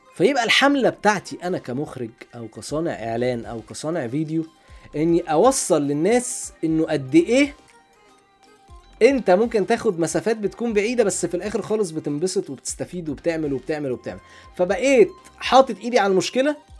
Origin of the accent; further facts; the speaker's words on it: Alexandria, Alexandria Governorate, Egypt; انا راجل اسكندراني عندنا في اسكندريه